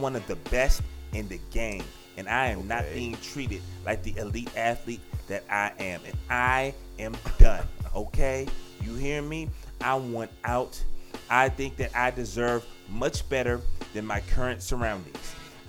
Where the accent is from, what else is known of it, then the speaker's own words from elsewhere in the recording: Jacksonville, Florida, United States; I'm from Jacksonville